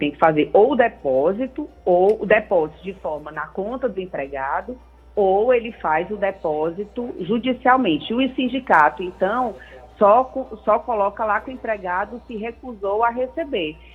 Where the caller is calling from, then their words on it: Maracanaú, Ceará, Brazil; sou aqui do Maracanaú.